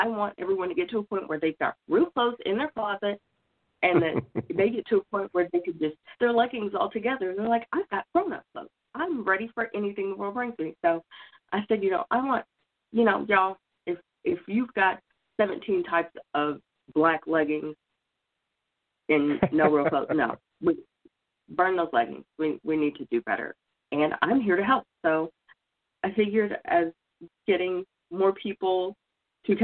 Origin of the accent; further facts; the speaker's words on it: Oklahoma, United States; moved away; I'm originally from Oklahoma